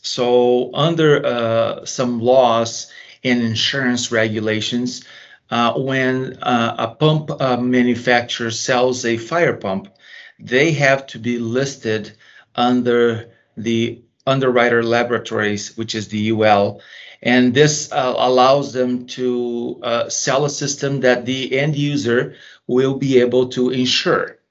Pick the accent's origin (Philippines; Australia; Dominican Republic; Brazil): Brazil; now in United States; I was originally from Brazil